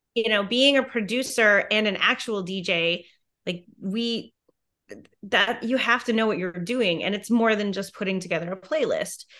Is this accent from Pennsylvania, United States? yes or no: no; Merrill, Wisconsin, United States; moved away as an adult; also born or lived in New York City; where I'm from, Merrill, Wisconsin, which is really tiny